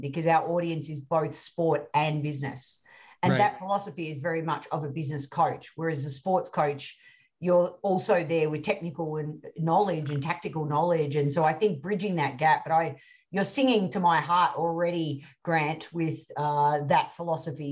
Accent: Australia; as an Aussie

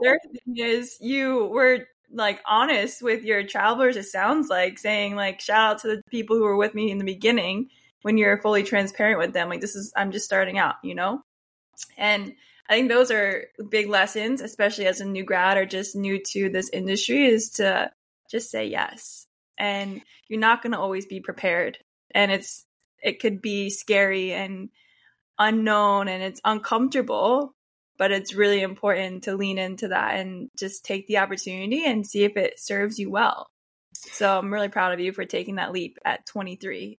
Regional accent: Warminster, Pennsylvania, United States; moved away as an adult; So I grew up in Pennsylvania, a town called Warminster. It's in Bucks County.

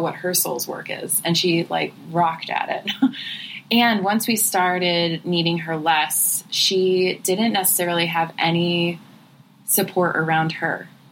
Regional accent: Cleveland, Ohio, United States; now in Southern California, United States; I grew up in the Midwest. I grew up in Cleveland, Ohio

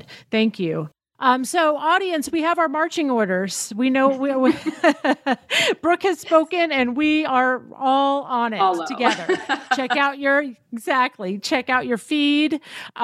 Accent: Tennessee, United States; I grew up in Tennessee.

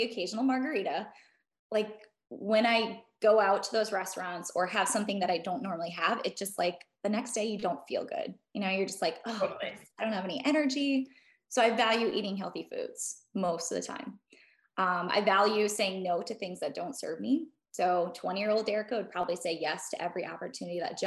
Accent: Midwest, United States; growing up in the Midwest

